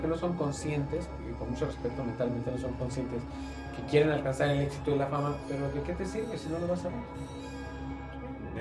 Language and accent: Spanish; Mexico; somos nosotros los mexicanos